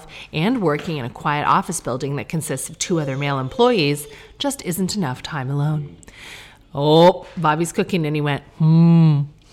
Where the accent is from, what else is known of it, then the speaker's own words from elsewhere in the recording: Sarnia, Ontario, Canada; moved away; we're from Sarnia.